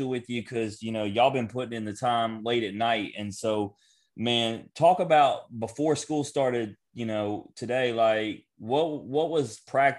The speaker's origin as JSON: {"language": "English", "region": "Tennessee", "country": "United States", "said": "I'm from Tennessee"}